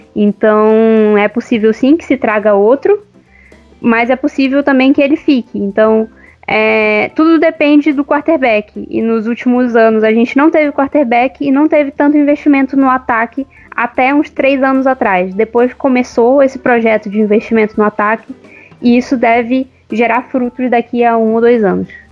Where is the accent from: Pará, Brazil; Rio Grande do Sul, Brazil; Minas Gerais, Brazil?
Pará, Brazil; Belém; also born or lived in São Paulo; now in Uberlândia, Brazil; eu sou paraense, nasci em Belém, mas eu moro em Uberlândia no momento, tô, tô entre Uberlândia e São Paulo